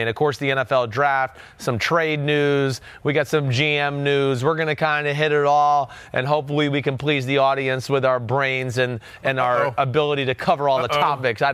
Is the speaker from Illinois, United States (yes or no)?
no; New Jersey, United States; I'm from Jersey